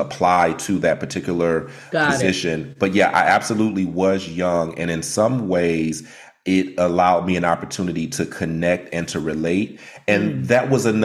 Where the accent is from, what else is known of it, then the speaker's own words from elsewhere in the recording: Detroit, Michigan, United States; I'm from Detroit, Michigan